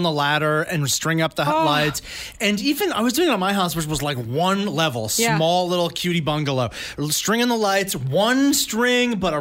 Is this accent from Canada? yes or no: yes; Langley, British Columbia, Canada; where I grew up in Langley